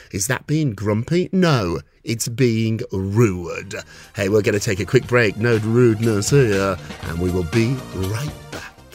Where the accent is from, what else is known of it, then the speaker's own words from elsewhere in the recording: United Kingdom; I'm British